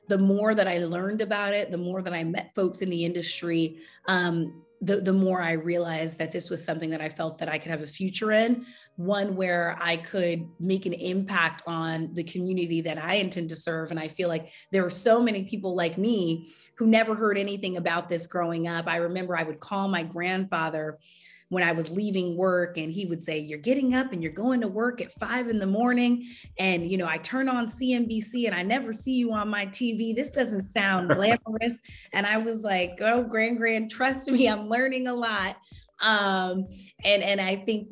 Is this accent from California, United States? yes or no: yes; Sacramento, California, United States; moved away as an adult; also born or lived in New York; I am a California native, and I was raised in Sacramento by a single mother